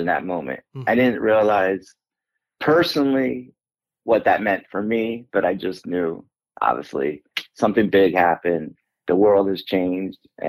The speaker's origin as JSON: {"language": "English", "region": "Pennsylvania", "country": "United States", "moved": "as an adult", "said": "I'm from Pennsylvania."}